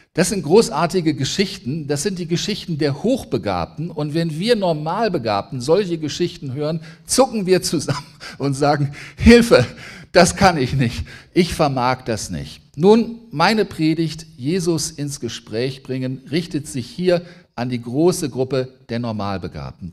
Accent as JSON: {"language": "German", "town": "Braunschweig", "region": "Lower Saxony", "country": "Germany", "said": "ich komme aus Braunschweig, ich bin ein Niedersachse"}